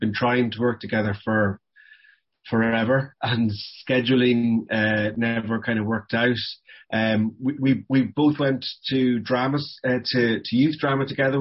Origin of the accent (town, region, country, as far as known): Cavan, County Cavan, Ireland; born or raised there; moved away